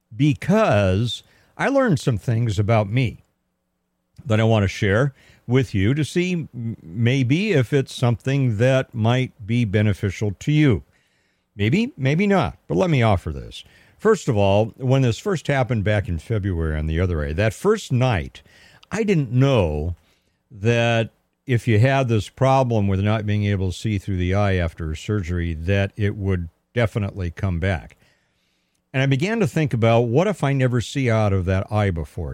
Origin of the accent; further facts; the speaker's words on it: Pasadena, California, United States; also born or lived in Altadena, California / Arcadia, California; I am a native Southern Californian. I was born and raised in Pasadena, California, a little bit in Altadena, a little bit in Arcadia, but Pasadena is my hometown